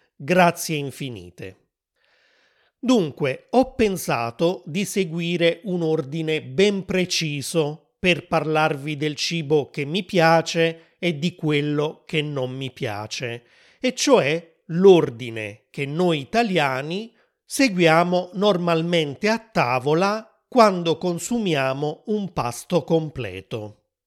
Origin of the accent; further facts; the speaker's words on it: Naples, Campania, Italy; also born or lived in Rome; in Campania, la regione dove sono cresciuto